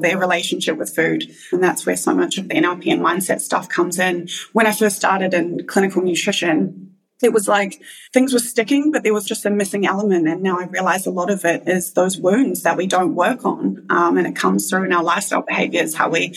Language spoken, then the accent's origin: English; New Zealand; moved away; I am originally from New Zealand